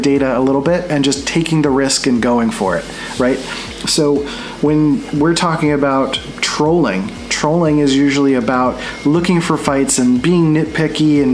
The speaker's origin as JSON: {"language": "English", "town": "Philadelphia", "region": "Pennsylvania", "country": "United States", "tie": "born or raised there", "also_born_or_lived": "San Diego", "moved": "yes", "said": "I grew up in Philly, which is very like aggressive and very like out there"}